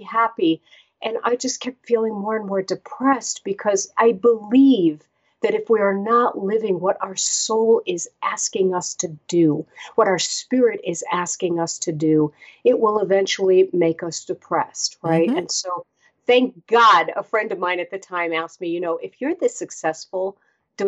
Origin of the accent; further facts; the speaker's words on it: New York City, New York, United States; I grew up in Brooklyn, New York, to an Orthodox Jewish family